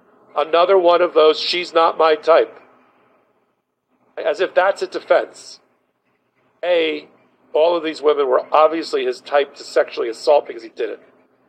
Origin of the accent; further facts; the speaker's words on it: New York, United States; as a New Yorker, there's two Bergdorf Goodman department stores.